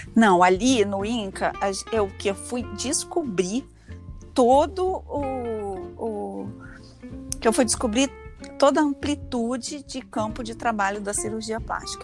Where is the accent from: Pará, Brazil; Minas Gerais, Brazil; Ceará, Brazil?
Minas Gerais, Brazil; Leopoldina; now in Rio de Janeiro, Brazil; eu nasci em 1970 lá em Leopoldina, que é uma cidadezinha bem pequena de Minas Gerais